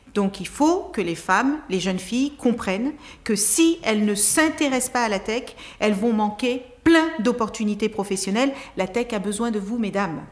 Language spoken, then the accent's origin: French; Cape Verde; also born or lived in Tarrafal, Cape Verde; now in France; je suis née au Cap Vert